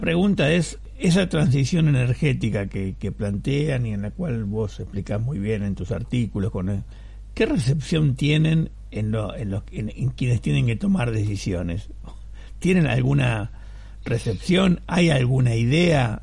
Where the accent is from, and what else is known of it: Argentina